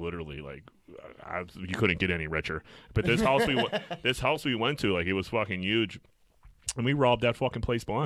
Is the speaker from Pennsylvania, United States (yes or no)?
yes; Pittsburgh, Pennsylvania, United States; I'm from Greenfield